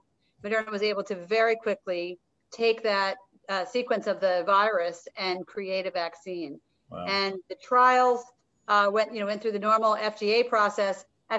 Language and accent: English; Providence, Rhode Island, United States; which is located in Providence, Rhode Island, which is as close to my hometown as anywhere, I spent 10 years there growing up after moving a ton as a kid